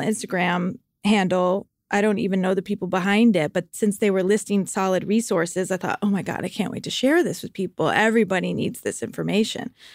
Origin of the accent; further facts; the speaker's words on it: outside of Hartford, Connecticut, United States; moved away as an adult; also born or lived in Vermont / New York; I grew up outside of Hartford, Connecticut.